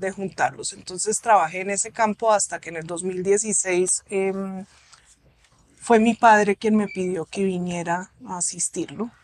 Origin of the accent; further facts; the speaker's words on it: Colombia; moved away; also born or lived in Germany; yo soy colombiana, nací acá en la clínica de Conchiala